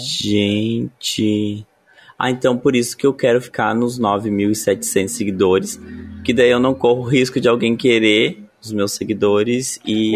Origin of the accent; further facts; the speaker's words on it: interior of Rio Grande do Sul, Brazil; sou do interior do Rio Grande do Sul